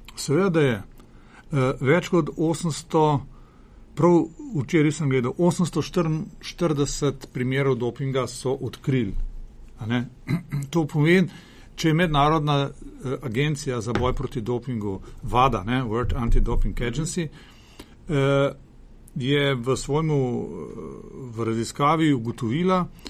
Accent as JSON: {"language": "Slovenian", "country": "Slovenia", "said": "Slovenci smo"}